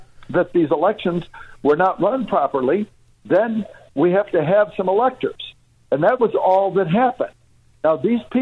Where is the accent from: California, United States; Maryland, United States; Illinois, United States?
Illinois, United States; Chicago; now in Michigan, United States; I grew up in Chicago.